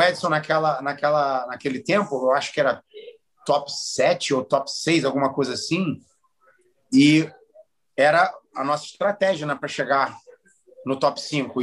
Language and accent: Portuguese; Rio de Janeiro, Brazil; moved away as an adult; now in Philadelphia, United States; Eu sou carioca, porra, eu fui criado no Rio de Janeiro.